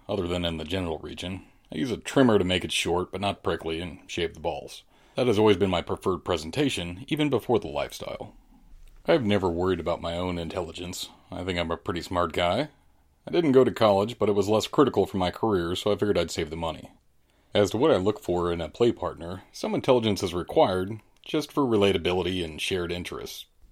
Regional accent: St. Louis, Missouri, United States; I'm from Saint Louis, thirty-eight years old

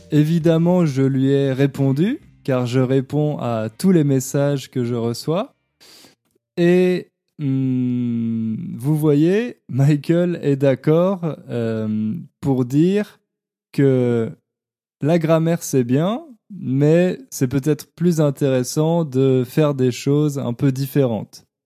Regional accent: Ontario, Canada; Je viens de l'Ontario, au Canada, dans un endroit où on parle surtout anglais. J'ai fait mon école primaire et secondaire en français

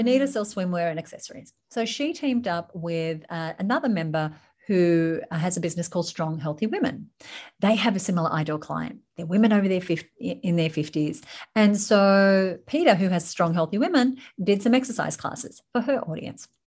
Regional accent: Sydney, New South Wales, Australia; also born or lived in United Kingdom / United States; So I live in Sydney, Australia, born and raised in Sydney, Australia, though I have done stints in the U K and the U S

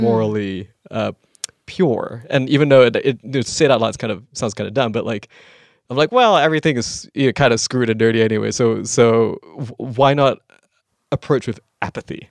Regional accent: Malaysia; moved away; growing up in Malaysia

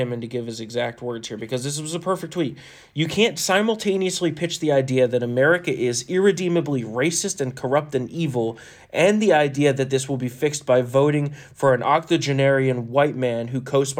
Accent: New Jersey, United States; We're from New Jersey. We curse a f***ing lot.

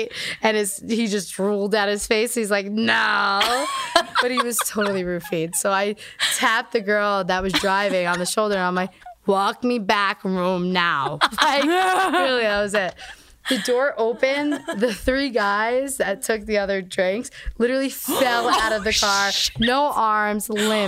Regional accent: New Jersey, United States; We're from Jersey

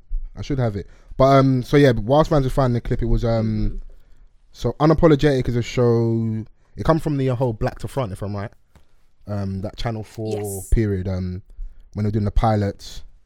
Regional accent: Nigeria; If you think I'm leading this conversation as a Nigerian man, you're sadly mistaken, yeah?

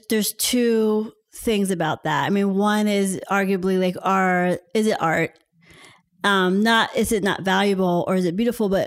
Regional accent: Pittsburgh, Pennsylvania, United States; And he just didn't believe that I was from Pittsburgh

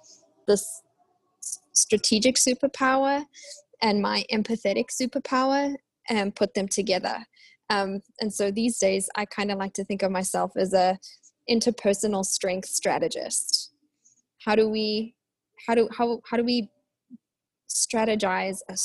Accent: South Africa; now in Waco, United States; I'm South African, living in Waco, Texas in the US.

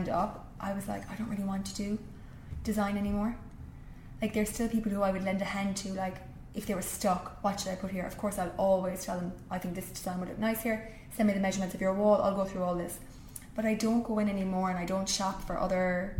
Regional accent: Rathmore, Munster, Ireland; moved away as an adult; I grew up in Kerry

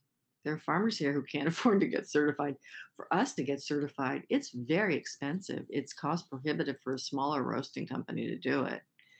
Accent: Maine, United States; In this case, I said, I'm from Maine.

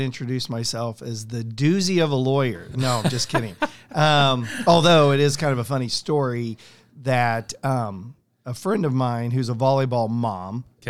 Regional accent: San Diego, California, United States; born there; So, born in San Diego

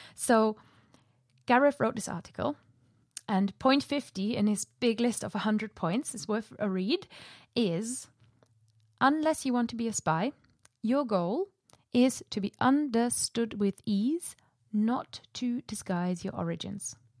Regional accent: Germany; first language German; English is a second language; moved away as an adult; also born or lived in Preston, Lancashire, United Kingdom; now in United Kingdom; ich komme eigentlich aus Deutschland und eigentlich ist Deutsch meine Muttersprache

